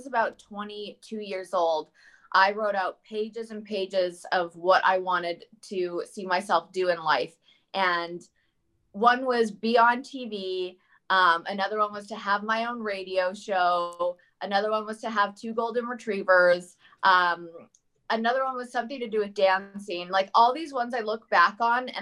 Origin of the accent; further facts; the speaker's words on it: Leduc, Alberta, Canada; also born or lived in British Columbia / Newfoundland / Germany / Vancouver; now in United States; as a young kid growing up in Leduc